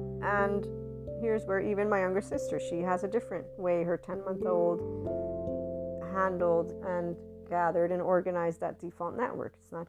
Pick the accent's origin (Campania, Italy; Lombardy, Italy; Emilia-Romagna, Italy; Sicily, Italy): Campania, Italy; Naples; English is a second language; It's like, I'm from Naples, Italy.